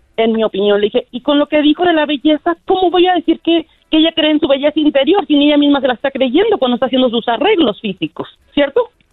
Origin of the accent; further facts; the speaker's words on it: Mexico; Soy mexicana